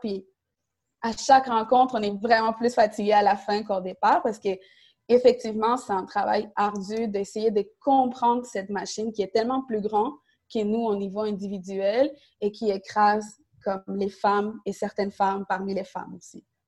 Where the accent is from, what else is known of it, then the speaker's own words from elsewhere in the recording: Montreal, Quebec, Canada; Côte-des-Neiges, c'est aussi mon quartier d'arrivée à Montréal. Donc, mes parents sont arrivés à Côte-des-Neiges. J'ai grandi euh, à Indigi, j'allais à l'école secondaire Saint-Luc